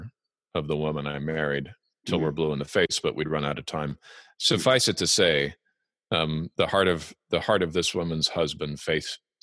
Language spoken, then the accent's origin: English; Los Angeles, California, United States; moved away as an adult; also born or lived in Alberta, Canada / England / Germany / Iraq; now in Washington, United States; We immigrated to the United States in 1988, and I lived there in Los Angeles, in various parts of the greater Los Angeles area, till 2001